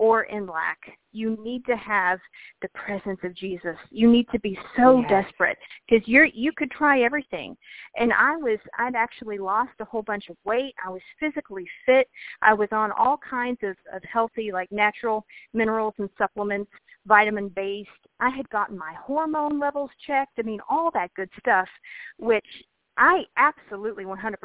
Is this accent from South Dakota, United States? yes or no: no; Kentucky, United States; I grew up in Kentucky